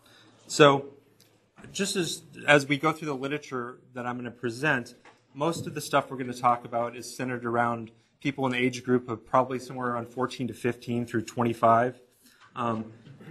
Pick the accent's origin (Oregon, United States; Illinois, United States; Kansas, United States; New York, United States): Kansas, United States; moved away; I'm from Kansas